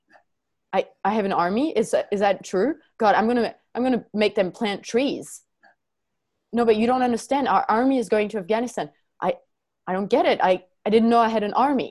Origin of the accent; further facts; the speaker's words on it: France; moved away; also born or lived in New Zealand; I do have a passport from France